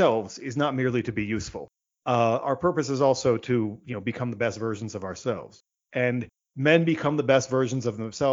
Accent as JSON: {"language": "English", "region": "Virginia", "country": "United States", "tie": "born or raised there", "said": "I'm in the United States. I grew up in Virginia"}